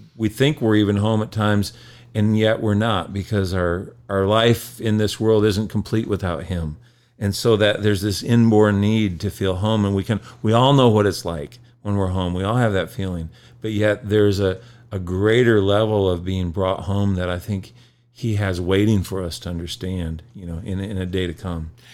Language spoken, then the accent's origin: English; Michigan, United States; I grew up in Michigan